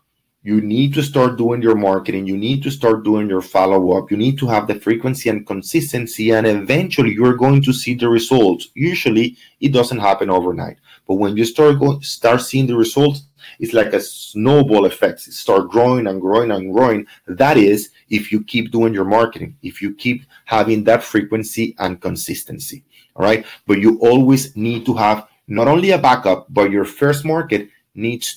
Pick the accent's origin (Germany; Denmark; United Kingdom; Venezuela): Venezuela; now in Miami, United States; for me, Venezuelan, I work with a lot of investors from where? From Venezuela